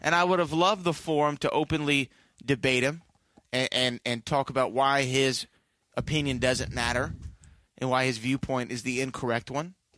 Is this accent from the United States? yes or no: yes; United States; I'm an American